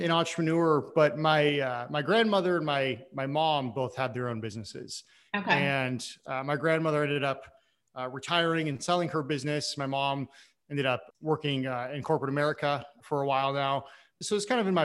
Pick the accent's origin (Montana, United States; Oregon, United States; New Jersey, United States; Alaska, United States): Oregon, United States; I'm from Oregon originally